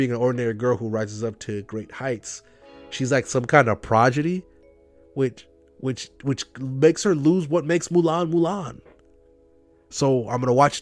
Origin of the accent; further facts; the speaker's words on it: United States; as an American